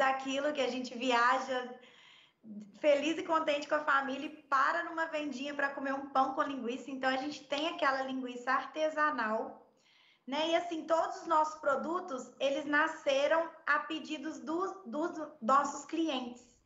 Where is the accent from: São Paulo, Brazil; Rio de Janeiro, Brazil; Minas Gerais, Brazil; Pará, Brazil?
Minas Gerais, Brazil; Belo Horizonte; moved away as an adult; now in Portugal; Eu sou mineira, nascida e criada em Belo Horizonte